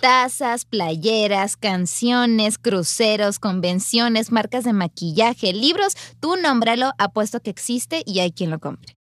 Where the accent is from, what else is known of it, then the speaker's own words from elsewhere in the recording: Sinaloa, Mexico; yo soy oriunda de Sinaloa